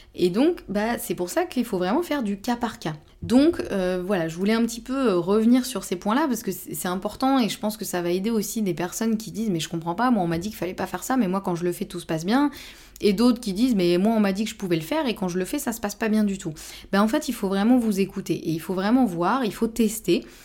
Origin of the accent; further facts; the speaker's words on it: Normandy, France; je suis normande